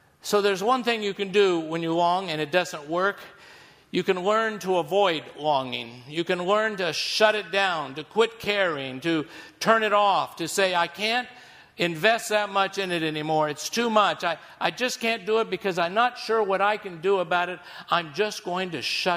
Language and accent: English; Missouri, United States; I'm from Missouri